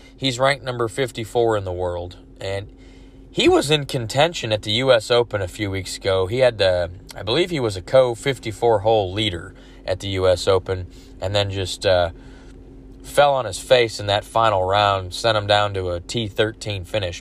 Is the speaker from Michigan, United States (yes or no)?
yes; Detroit, Michigan, United States; I'm from Detroit